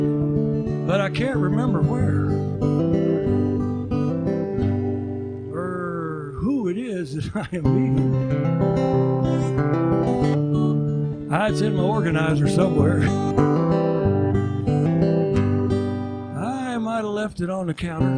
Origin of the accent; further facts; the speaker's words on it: Oklahoma, United States; moved away; when I was in second grade, I grew up down in Oklahoma